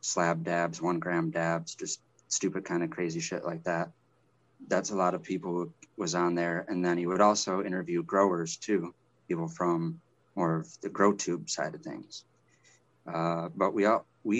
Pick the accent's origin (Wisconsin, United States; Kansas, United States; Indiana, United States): Wisconsin, United States; I'm from Wisconsin. I'm back in Wisconsin now.